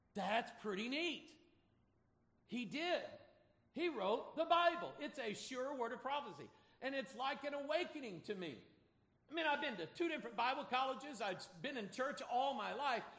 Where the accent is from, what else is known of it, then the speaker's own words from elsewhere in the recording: Pine Bluff, Arkansas, United States; moved away; I'm an Arkansasier. I don't know if y'all know that or not. I was born in Pine Bluff, Arkansas